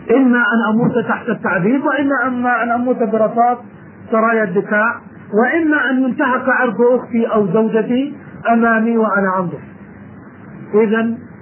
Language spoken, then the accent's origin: Arabic; Jordan; عندنا في الأردن